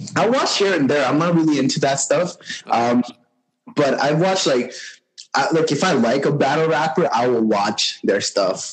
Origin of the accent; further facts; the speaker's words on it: Montreal, Quebec, Canada; I grew up in Montreal, born and raised.